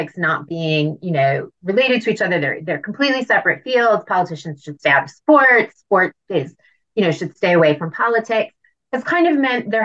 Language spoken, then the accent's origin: English; United States; I'm an American